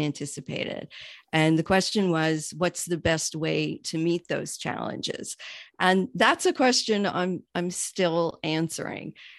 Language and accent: English; New York, United States; also born or lived in Miami; now in Pittsburgh, United States; I'm originally from New York and actually relocated here from Miami